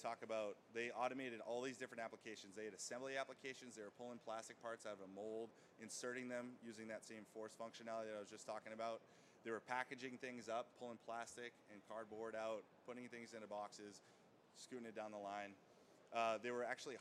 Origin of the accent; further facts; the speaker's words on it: Boston, Massachusetts, United States; I'm from Boston, and I used to be in sales with Universal Robots